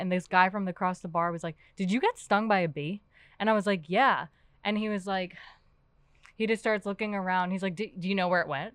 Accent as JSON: {"language": "English", "town": "New York City", "region": "New York", "country": "United States", "moved": "yes", "lives_now": "Pittsburgh, United States", "said": "I'm from Queens, New York"}